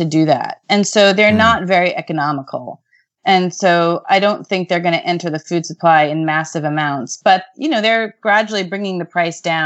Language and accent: English; United States; as an American